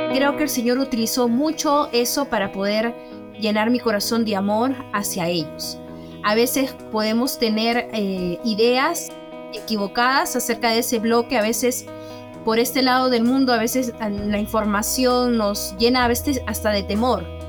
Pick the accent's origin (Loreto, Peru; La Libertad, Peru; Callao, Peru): Callao, Peru; moved away as an adult; yo soy este, del Callao, es una provincia en el Perú